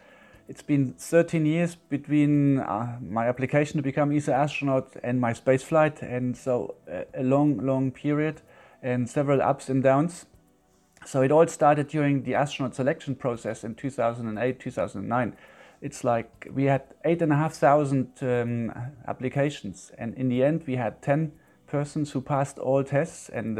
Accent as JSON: {"language": "English", "region": "Yorkshire and the Humber", "country": "United Kingdom", "tie": "born or raised there", "said": "But I still remember born and bred in Yorkshire."}